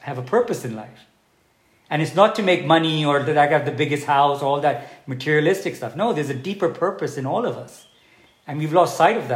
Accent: Pakistan; now in Dubai, United Arab Emirates; being a Pakistani

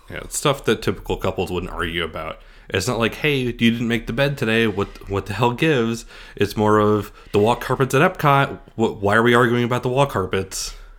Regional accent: Scranton, Pennsylvania, United States; moved away; I'm originally from Scranton, Pennsylvania

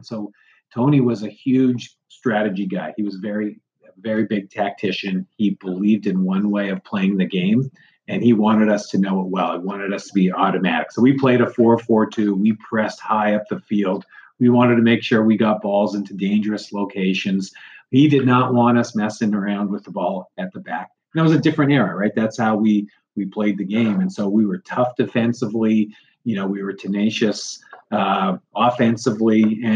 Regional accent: Canada

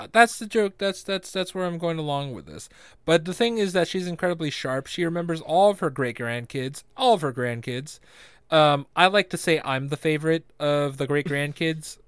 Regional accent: Philippines; I'm Filipino

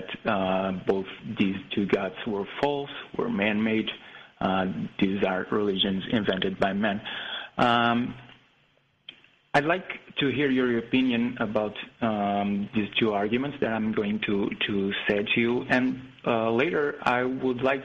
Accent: Portugal; English is a second language; I'm from Portugal, so English is not my first language

